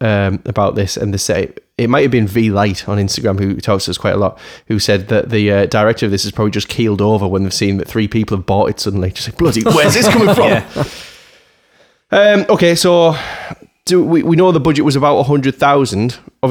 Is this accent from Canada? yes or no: no; United Kingdom; as a Brit, I'm too polite